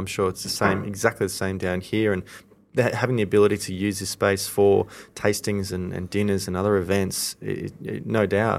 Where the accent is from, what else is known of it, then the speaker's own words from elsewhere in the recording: Ivanhoe, Victoria, Australia; I grew up in Ivanhoe.